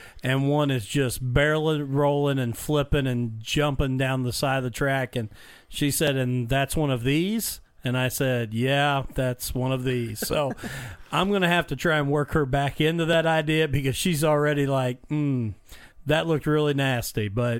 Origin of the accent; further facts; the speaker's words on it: Mitchell, Indiana, United States; I grew up in Mitchell, Indiana, and going to Bloomington Speedway